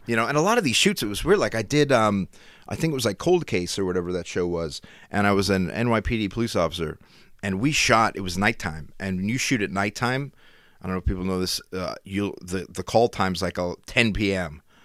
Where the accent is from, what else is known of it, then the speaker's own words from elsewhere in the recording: Schuylkill County, Pennsylvania, United States; I'm from the Skook